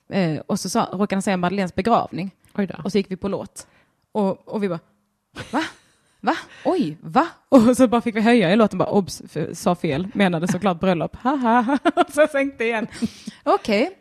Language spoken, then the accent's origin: Swedish; Skåne, Sweden; now in Stockholm, Sweden; jag var skåning